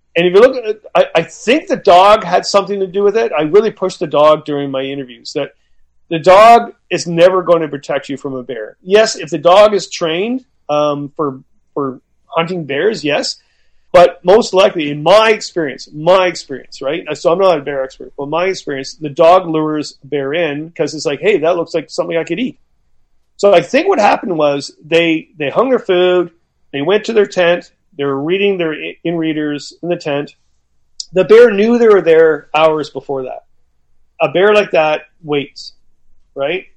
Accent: Canada; I'm Canadian.

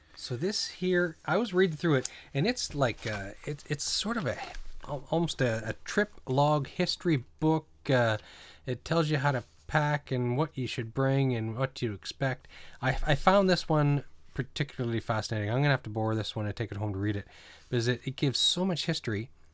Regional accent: New Brunswick, Canada; also born or lived in Greater Toronto Area; now in Toronto, Canada; I grew up in New Brunswick and th, it was that mentality, and I kinda miss it living here in the G T A.

